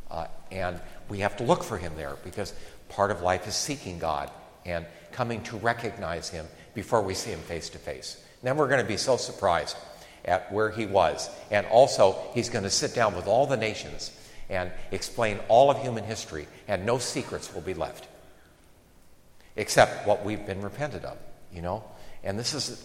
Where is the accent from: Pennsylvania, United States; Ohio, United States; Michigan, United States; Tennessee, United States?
Ohio, United States; Akron; moved away; I enjoyed growing up in Akron